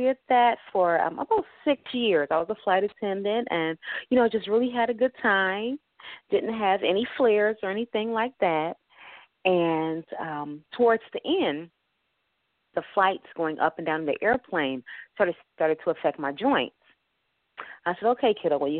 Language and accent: English; Detroit, Michigan, United States; I grew up in Linwood and Davidson.